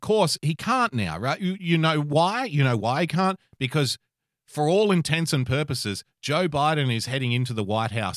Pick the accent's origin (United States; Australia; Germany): Australia; As an Australian citizen